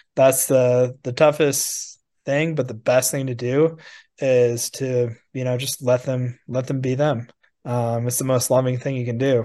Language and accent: English; Wisconsin, United States; I grew up with in Wisconsin